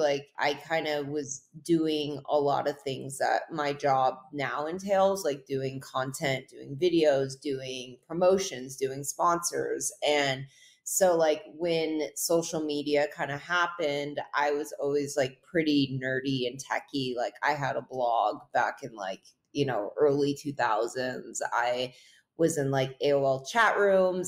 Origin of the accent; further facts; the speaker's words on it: North Shore, Hawaii, United States; I grew up in Hawaii on the North Shore